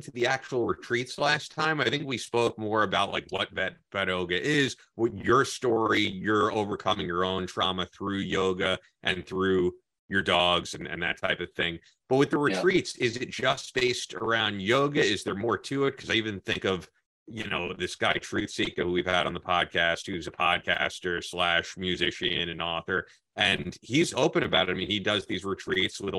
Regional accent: Long Island, New York, United States; also born or lived in Connecticut; Growing up on Long Island

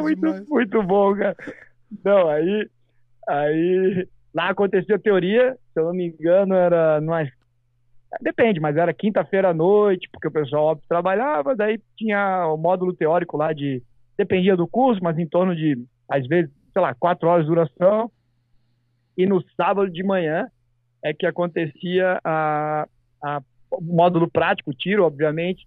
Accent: Santa Catarina, Brazil; now in United States; lá no meu estado, Santa Catarina

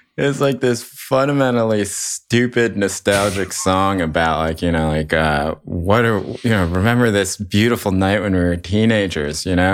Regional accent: Chapel Hill, North Carolina, United States; I grew up in Chapel Hill, North Carolina during the sort of indie rock explosion there

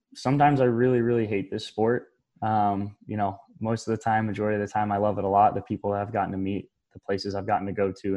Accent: Florida, United States; growing up in Florida, I've been a Gator fan

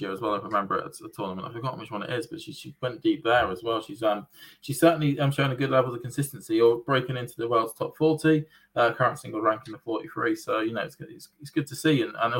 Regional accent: United Kingdom; As a British tennis fan

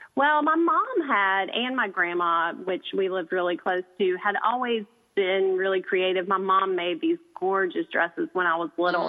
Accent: the South, United States; I'm a girl from the South

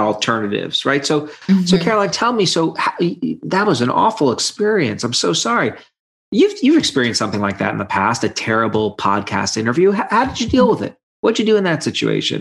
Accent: New York City, New York, United States; moved away as an adult; now in Michigan, United States; I grew up in Brooklyn and spent all my life on the East Coast and then moved to Michigan about 15 years ago and have been here ever since

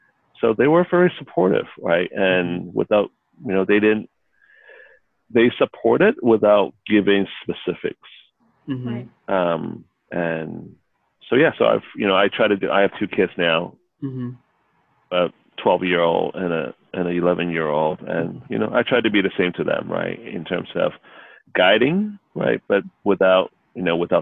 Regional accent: China; now in United States; So, you know, I am very Asian in that I grew up in Asia. I'm mm-hmm. Chinese. Mm-hmm. But, you know, most of my adult life, I've been in the U.S.

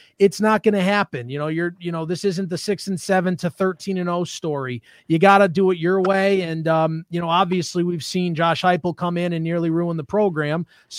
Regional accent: Connecticut, United States; moved away; also born or lived in Providence; I'm from Connecticut. That's, you know, my background.

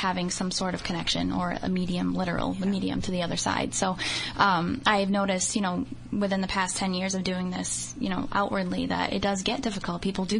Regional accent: New Bedford, Massachusetts, United States; Growing up in New Bedford, you think about it. I was born in the 1980s

